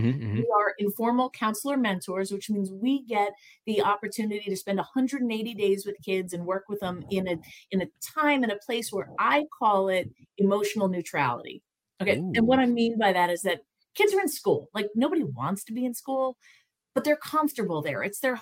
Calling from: Pennsylvania, United States; So I am just outside Philadelphia, Pennsylvania. So I'm not too far from New York.

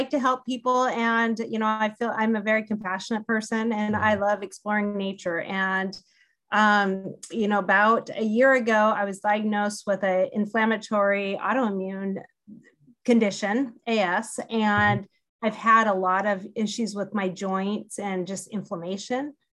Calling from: Olympia, Washington, United States; I'm calling from Olympia, Washington, and up in the PNW.

